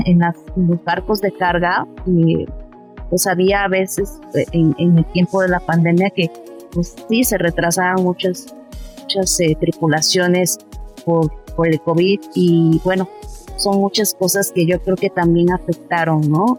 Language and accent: Spanish; Mexico